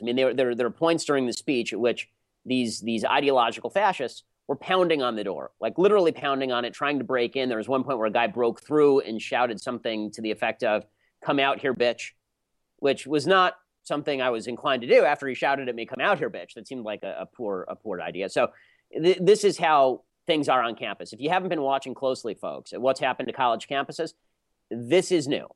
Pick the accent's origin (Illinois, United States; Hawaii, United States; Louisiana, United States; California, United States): California, United States; Los Angeles; I'm from Los Angeles, literally my entire life. I've lived in L.A. my entire life